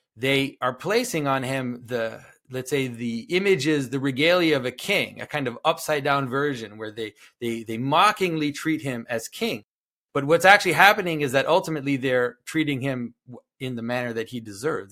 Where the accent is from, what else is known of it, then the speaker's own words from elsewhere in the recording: Canada; first language French; English is a second language; I am from Canada. I'm from French-speaking Canada. French is actually my first language